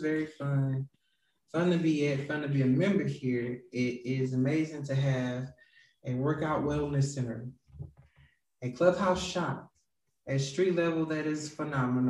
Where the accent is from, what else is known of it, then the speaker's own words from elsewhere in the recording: St. Louis, Missouri, United States; I grew up in West St. Louis City with a mother who passed on about 8 years ago